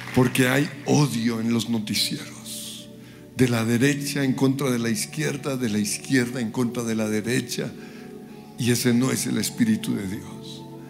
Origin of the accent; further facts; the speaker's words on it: Colombia; como colombianos